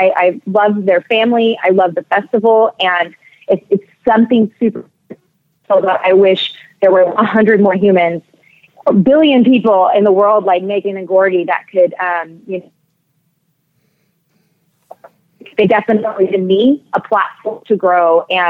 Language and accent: English; San Antonio, Texas, United States; And, you know, I grew up in San Antonio, Texas, and we really didn't, when we grew up in Texas, we really left the state.